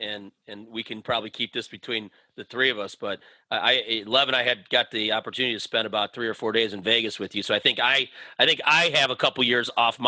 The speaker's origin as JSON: {"language": "English", "town": "Toronto", "region": "Ontario", "country": "Canada", "tie": "born or raised there", "said": "I mean, growing up in Toronto"}